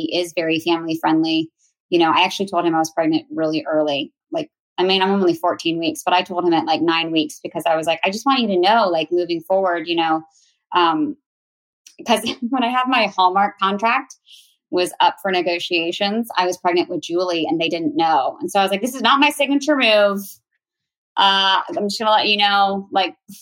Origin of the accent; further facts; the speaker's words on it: Virginia, United States; I am now a mom of 4 and I am from Virginia